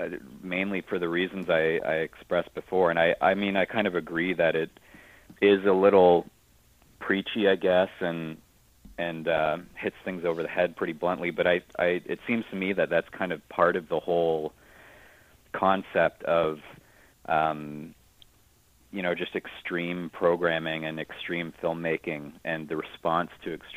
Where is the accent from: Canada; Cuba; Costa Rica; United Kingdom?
Canada; as a Canadian and as a horror fan, it's almost like a Videodrome is almost like a element of pride.